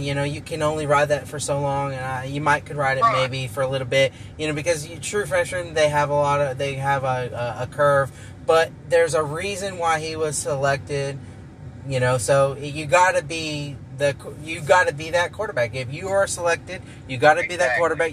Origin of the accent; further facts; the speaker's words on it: Arizona, United States; I'm being from Arizona